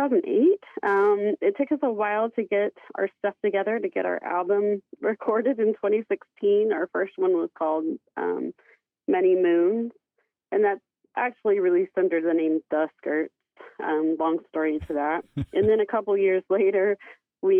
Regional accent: Chandler, Oklahoma, United States; now in Kansas, United States; my hometown of Chandler

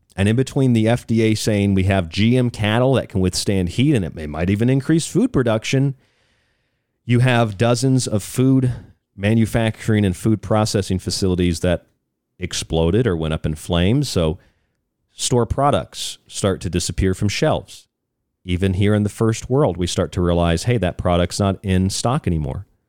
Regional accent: Florida, United States; moved away; I'm from Florida

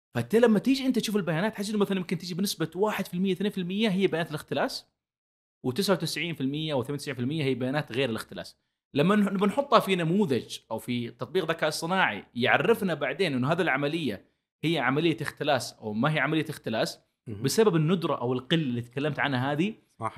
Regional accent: Saudi Arabia; عندنا في السعودية

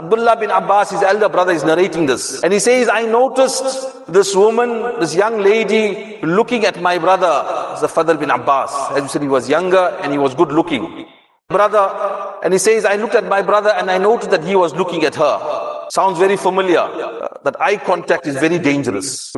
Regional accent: South Africa; us South Africans

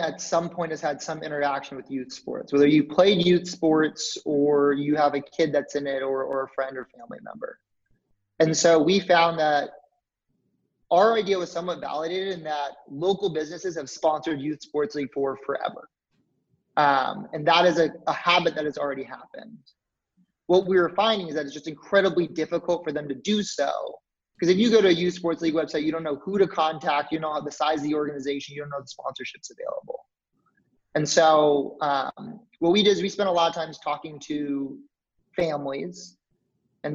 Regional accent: Dallas, Texas, United States; also born or lived in New Orleans; I'm from Dallas, Texas.

